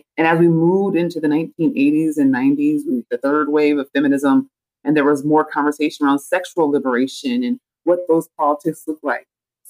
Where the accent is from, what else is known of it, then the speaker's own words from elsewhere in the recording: Oakland, California, United States; I grew up in East Oakland, the Bay Area, just off of San Francisco, and a predominantly Black area.